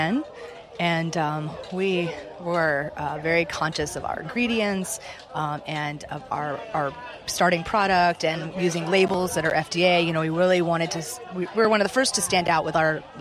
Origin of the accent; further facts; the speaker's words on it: Charleston, South Carolina, United States; moved away; I'm from the South, from Charleston